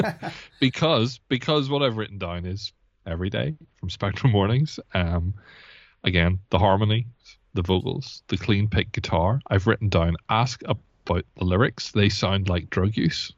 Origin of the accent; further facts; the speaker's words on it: Belfast, Northern Ireland, United Kingdom; I'm from Belfast